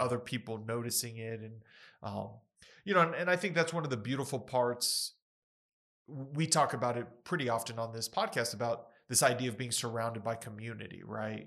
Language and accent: English; Ruidoso, New Mexico, United States; I was born in Ruidoso